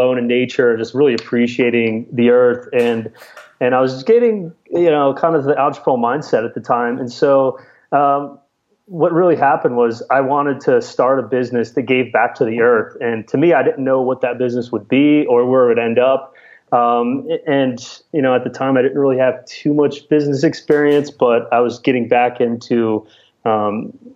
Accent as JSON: {"language": "English", "town": "Spring Valley", "region": "Illinois", "country": "United States", "tie": "born or raised there", "also_born_or_lived": "California", "moved": "as an adult", "said": "I grew up in a small town in Illinois of about 5,000 people that nobody's really even heard of, even if you're in Illinois, but it's called Spring Valley"}